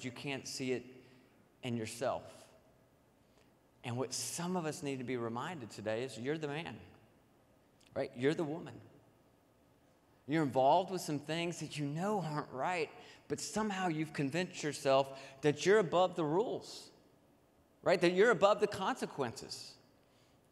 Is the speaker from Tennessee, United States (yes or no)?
yes; Nashville, Tennessee, United States; I grew up in Nashville, Tennessee